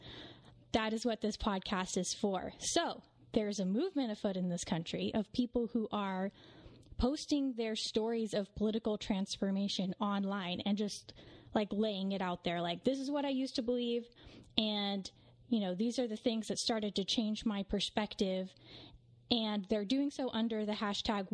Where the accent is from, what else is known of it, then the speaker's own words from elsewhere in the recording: West Coast, United States; a mother and cultural commentator born and raised on the West Coast